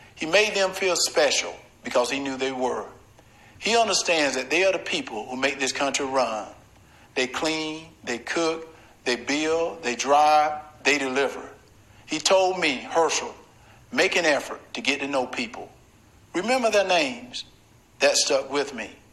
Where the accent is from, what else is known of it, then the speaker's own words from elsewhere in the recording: Deep South, United States; Growing up in the Deep South